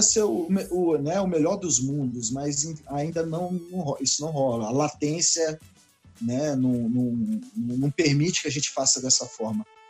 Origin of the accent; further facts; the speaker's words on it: Brasília, Federal District, Brazil; eu nasci em Brasília, na Asa Sul mesmo, ali no Agamab ali. Então, é, eu sou de Brasília mesmo